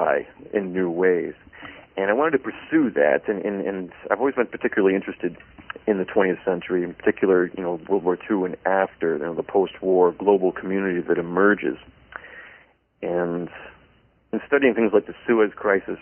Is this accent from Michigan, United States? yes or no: yes; Grand Rapids, Michigan, United States; also born or lived in Scotland; I was born here in Grand Rapids, Michigan, here on the west side of the state